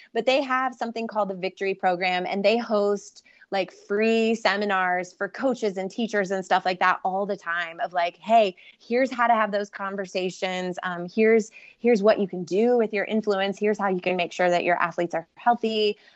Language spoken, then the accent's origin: English; Ohio, United States